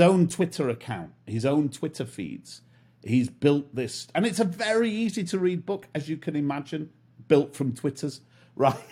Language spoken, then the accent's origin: English; Manchester, North West England, United Kingdom; accent: British; moved away as an adult; now in Miami, United States; I'm from north of the wall, from Manchester, and I grew up in Manchester in the U K. I spent most of my life there